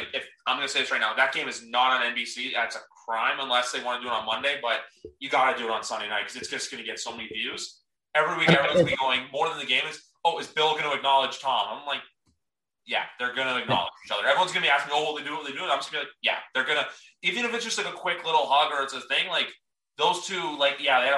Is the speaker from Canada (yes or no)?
yes; Toronto, Ontario, Canada; I am from Toronto, Canada